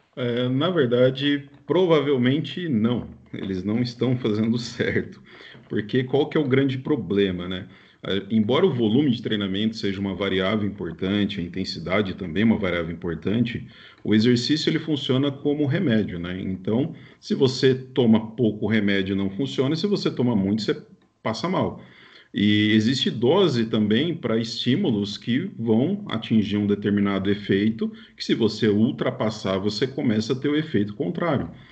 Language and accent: Portuguese; interior of São Paulo, Brazil; eu nem era, na verdade, de São Paulo, eu sou do interior de São Paulo